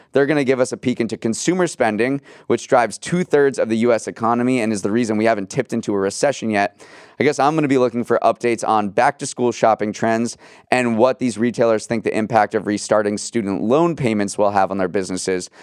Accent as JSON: {"language": "English", "region": "New England", "country": "United States", "tie": "born or raised there", "said": "my hometown fair, which is the Big E in New England"}